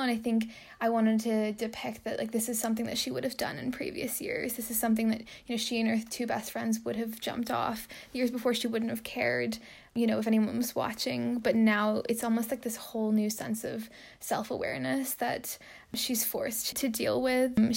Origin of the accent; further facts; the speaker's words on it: Alliston, Ontario, Canada; I'm from a small town just north of Toronto called Alliston